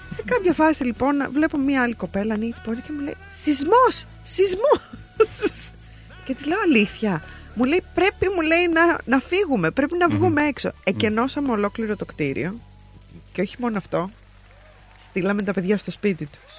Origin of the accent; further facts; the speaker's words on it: Patras, Western Greece, Greece; now in Melbourne, Australia; Εγώ εντωμεταξύ είμαι από την Πάτρα